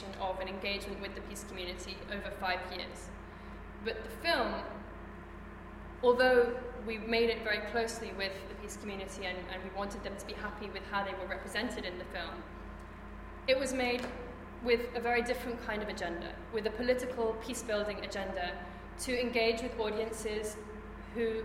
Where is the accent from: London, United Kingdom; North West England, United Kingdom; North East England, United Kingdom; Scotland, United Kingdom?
London, United Kingdom; I'm from London